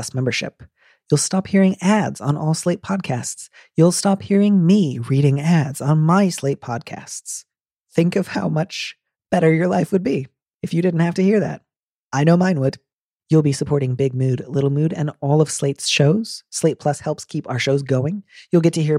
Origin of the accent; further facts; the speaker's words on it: United States; I'm an American